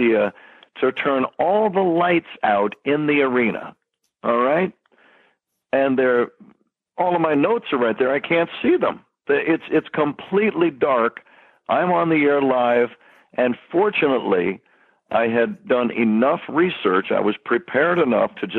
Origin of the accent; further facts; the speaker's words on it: San Jose, California, United States; now I'm in my hometown of San Jose